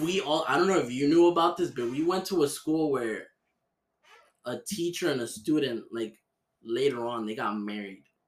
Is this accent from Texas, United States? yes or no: no; Miami, Florida, United States; I was born and raised here. I was born in Miami Jackson.